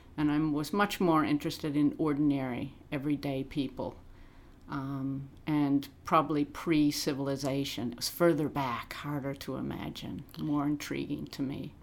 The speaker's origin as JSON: {"language": "English", "region": "Illinois", "country": "United States", "tie": "born or raised there", "accent": "American", "moved": "yes", "lives_now": "Australia", "said": "I grew up in Illinois, 100 miles from Chicago"}